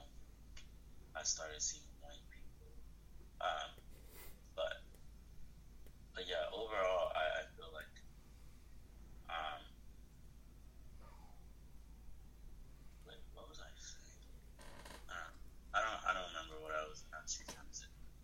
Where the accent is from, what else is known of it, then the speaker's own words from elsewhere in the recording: Prince George's County, Maryland, United States; also born or lived in Nigeria; I was born in Nigeria and I moved here when I was about 6, 7. And I've been in PG, Prince George's County, since before I moved to Goucher